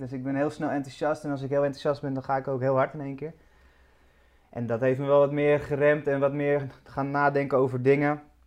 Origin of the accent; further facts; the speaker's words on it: Amsterdam, North Holland, Netherlands; also born or lived in Badhoevedorp; Ik eh, ben geboren in, uh, in het dat is Nieuw Sloten. Ja. Dus eh, ja, Amsterdam Nieuw-West